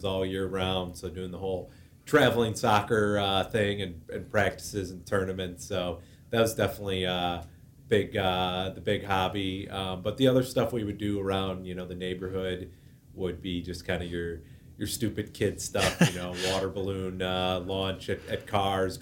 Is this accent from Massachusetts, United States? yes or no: no; Orland Park, Illinois, United States; born and raised in Orland Park